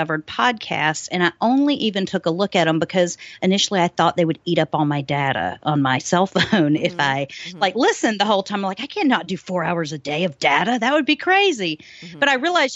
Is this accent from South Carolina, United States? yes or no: yes; South Carolina, United States; moved away as an adult; also born or lived in Alabama; now in Key West, United States; I'm from originally from Alabama, lived most of my life in South Carolina